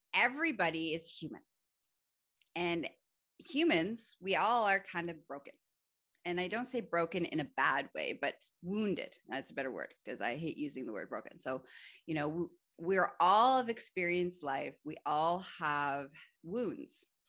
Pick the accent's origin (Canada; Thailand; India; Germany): Canada; I'm also Canadian